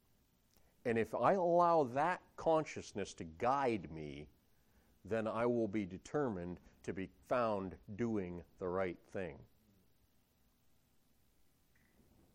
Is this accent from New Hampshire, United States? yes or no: yes; Sullivan, New Hampshire, United States; I'm from Sullivan, New Hampshire